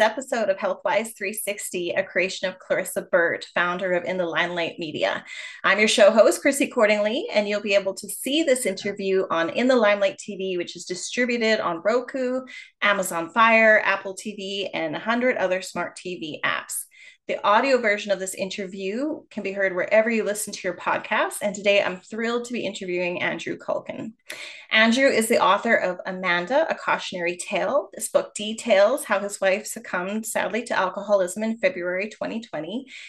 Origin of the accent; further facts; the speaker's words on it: Canada; I am Canadian